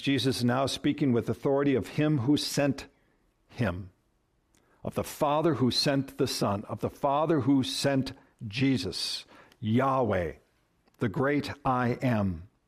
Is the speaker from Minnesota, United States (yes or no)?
yes; Minnesota, United States; moved away; I come from Minnesota